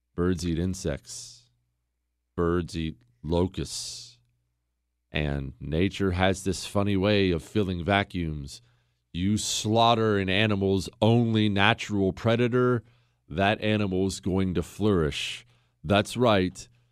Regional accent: United States; I'm an American

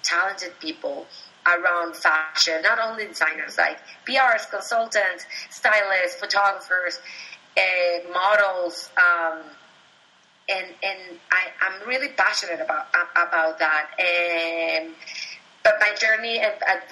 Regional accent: Venezuela; moved away; I was born and raised in Venezuela.

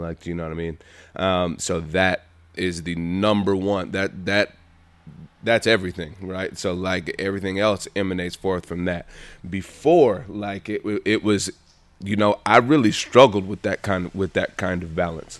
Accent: Montgomery, Alabama, United States; moved away; also born or lived in Los Angeles; born and raised in Montgomery, Alabama

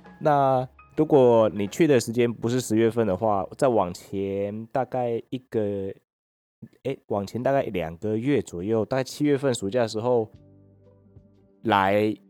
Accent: Pingtung County, Taiwan; 也很常听到大家说：“哎，你哪里来？”然后我说我从屏东过来

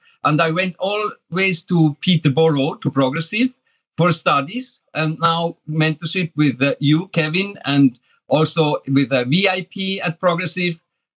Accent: Switzerland; moved away as an adult; also born or lived in Dubai, United Arab Emirates; now in Bracknell, United Kingdom; from Switzerland, and I was actually in Switzerland teacher and musician. And then when I had a little bit enough from everything in Switzerland, I went to Dubai, set up my own company there, and was 13 years in Dubai.

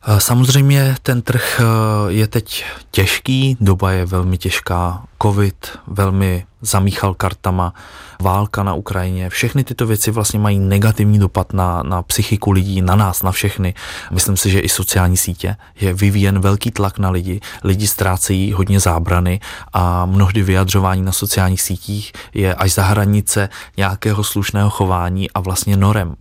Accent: Czechia; also born or lived in Dubai; jako Češi

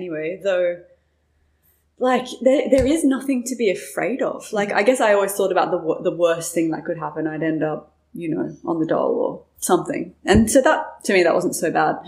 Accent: Byron Bay, New South Wales, Australia; moved away as an adult; growing up in Byron and having, a family that didn't have a lot

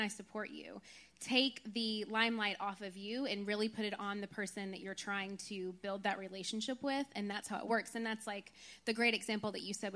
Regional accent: Nashville, Tennessee, United States; moved away; also born or lived in Los Angeles; Nashville, my hometown

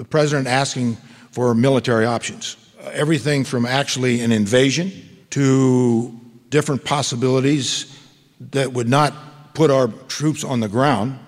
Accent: Nebraska, United States; I'm from Nebraska

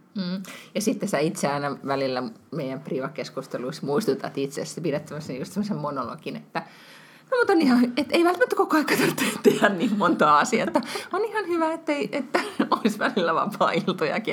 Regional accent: Finland; moved away as an adult; now in Sweden; mä oon Suomesta, muutin tänne silloin, kun Walter oli, eh, niin kuin, eh, tai et, eh, olin raskaana

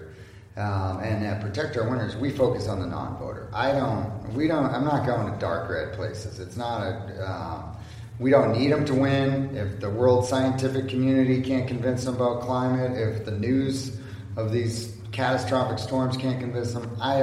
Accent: California 4th District, United States; born or raised there

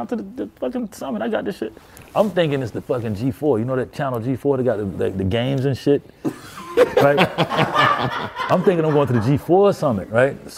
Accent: College Park, Georgia, United States; also born or lived in Atlanta; I'm from College Park

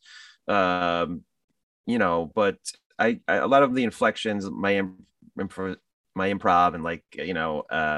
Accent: New Jersey, United States; My parents and we grew up in New Jersey.

